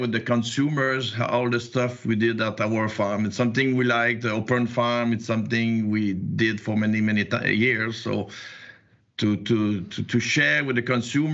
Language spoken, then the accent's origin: English; Quebec, Canada; accent: Quebec; English is a second language; I'm in Quebec, you probably see with my accent